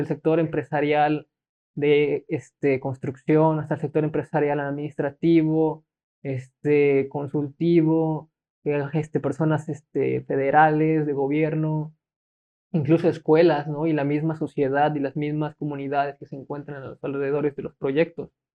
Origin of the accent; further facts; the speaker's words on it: Mexico; siento que como mexicanos a veces somos como que, ¿por qué lo voy a hacer si ya lo hace él?